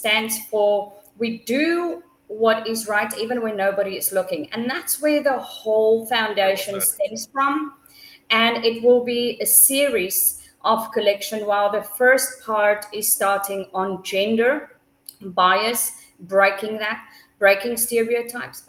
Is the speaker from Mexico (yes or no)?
no; South Africa; I come from South Africa